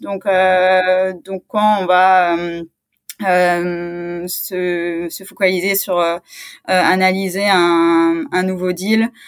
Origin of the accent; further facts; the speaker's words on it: Strasbourg, Grand Est, France; je suis originaire de, de Strasbourg